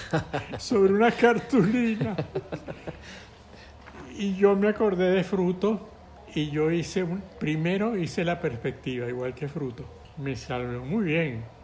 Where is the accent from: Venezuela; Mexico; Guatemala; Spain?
Venezuela; Llanos; me encantó la música del llano. Y yo me enorgullecía de enseñar que esa música era de mi tierra, pues, aunque no la había oído aquí todavía.